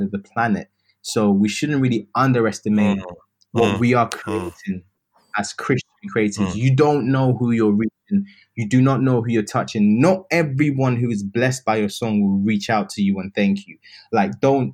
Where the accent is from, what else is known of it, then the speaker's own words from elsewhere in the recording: United Kingdom; I'm British